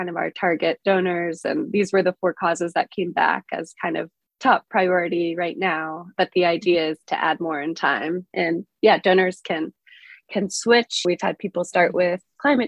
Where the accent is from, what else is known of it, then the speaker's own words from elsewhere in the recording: Pittsburgh, Pennsylvania, United States; moved away as an adult; now in San Juan, Puerto Rico; I'm originally from Pittsburgh